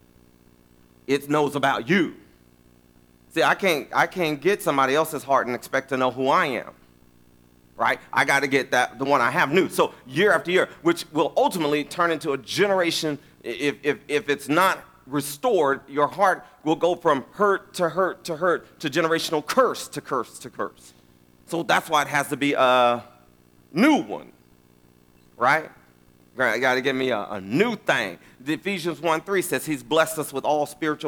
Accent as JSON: {"language": "English", "region": "West Texas", "country": "United States", "moved": "yes", "lives_now": "Round Rock, United States", "said": "I'm from West Texas."}